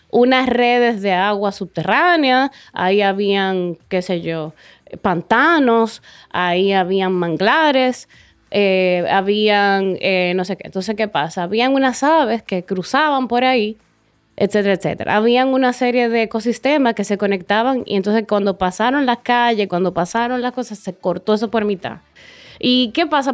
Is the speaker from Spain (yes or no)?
no; Dominican Republic; moved away as an adult; volví aquí, eh, a, República Dominicana